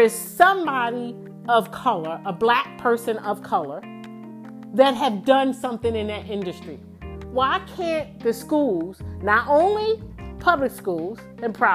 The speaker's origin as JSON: {"language": "English", "town": "Baltimore", "region": "Maryland", "country": "United States", "tie": "born or raised there", "also_born_or_lived": "Houston, Texas", "moved": "as an adult", "said": "I grew up in Baltimore City."}